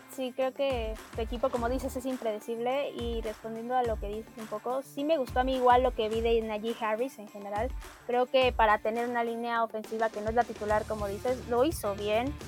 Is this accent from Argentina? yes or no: no; Mexico; somos mexicanos